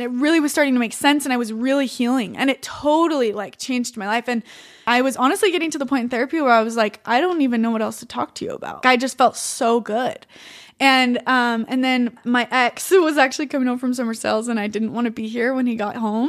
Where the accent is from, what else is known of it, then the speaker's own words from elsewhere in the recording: Utah, United States; I'm from Utah.